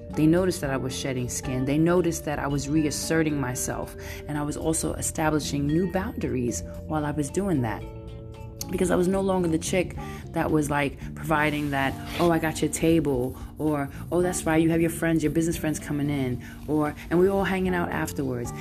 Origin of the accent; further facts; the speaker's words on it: New York City, New York, United States; moved away as an adult; now in San Francisco, United States; I'm Brooklyn all day. I got that Brooklyn vibe. I'm Brooklyn all day, and I'm coming in from the Bay, and I've been living here for over like 20 years